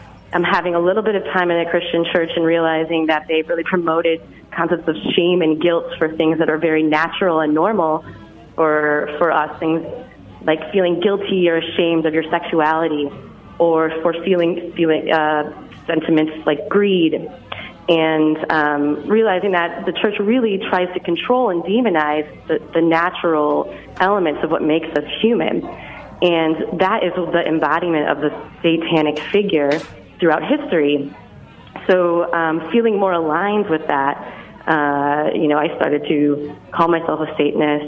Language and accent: English; Detroit, Michigan, United States; I'm from Detroit